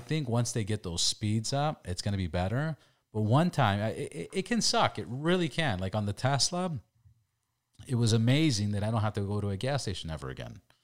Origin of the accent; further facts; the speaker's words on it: California, United States; we're from California